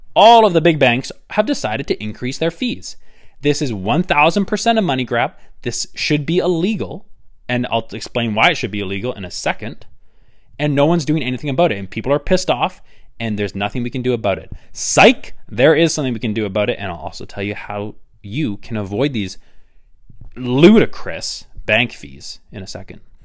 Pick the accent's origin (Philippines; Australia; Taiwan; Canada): Canada; I am Canadian